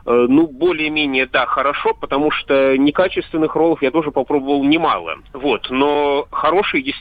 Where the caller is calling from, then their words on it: Moscow Oblast, Russia; Э, я из Московской области.